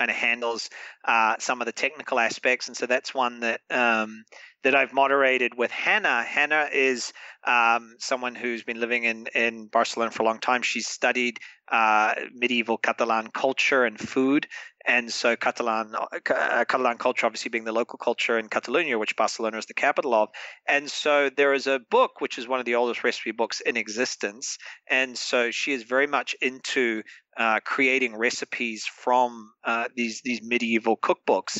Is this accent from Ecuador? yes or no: no; New Zealand; now in Madrid, Spain; as a New Zealander, as a Kiwi